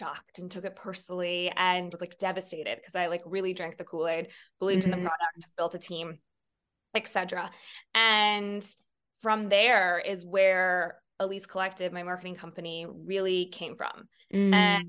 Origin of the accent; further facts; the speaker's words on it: San Francisco, California, United States; now in New York City, United States; I moved from across the country. I grew up in California, San Francisco proper, and went to Santa Clara University, which is also on the West Coast, not far from where I grew up.